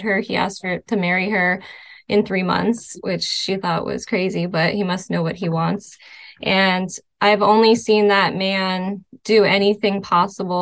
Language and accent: English; Spring Hill, Florida, United States; moved away as an adult; also born or lived in New York / Clarkson, Michigan; now in Clarkston, United States; I grew up in Florida